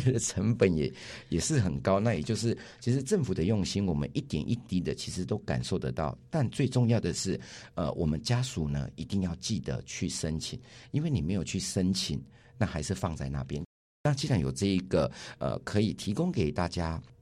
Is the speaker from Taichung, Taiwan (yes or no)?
no; Yilan County, Taiwan; 我们宜兰这边